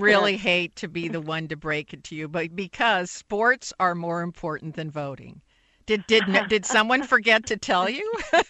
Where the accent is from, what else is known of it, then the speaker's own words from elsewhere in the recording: Silicon Valley, California, United States; moved away; I'm from Silicon Valley originally